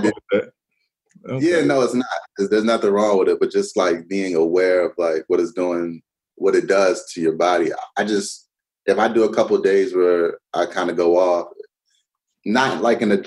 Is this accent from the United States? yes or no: yes; Montgomery County, Maryland, United States; moved away as an adult; also born or lived in Florida / Miami, Florida / Las Vegas / Oakland (Raiders); now in West Coast, United States; So I'm from Montgomery County, Maryland. I grew up on the East Coast. I'm out here in the West Coast now